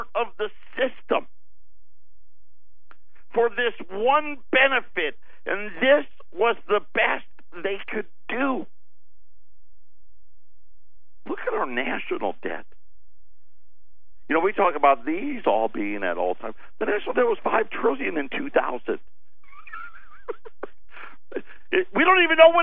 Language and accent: English; United States; we're still American.